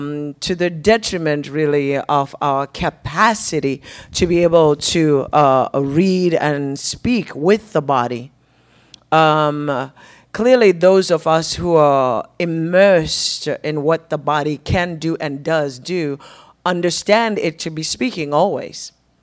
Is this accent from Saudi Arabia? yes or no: no; Zimbabwe; first language Shona; English is a second language; from a Shona language, a spoken language, that has really English pales in comparison to my mother tongue.